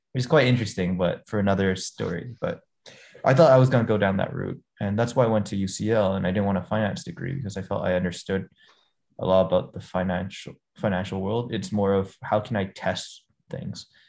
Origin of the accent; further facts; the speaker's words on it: Hong Kong; also born or lived in United States; I grew up in Hong Kong